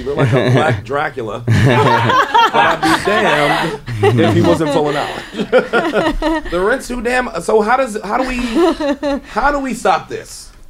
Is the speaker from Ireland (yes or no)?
no; New York City, New York, United States; I'm a New Yorker.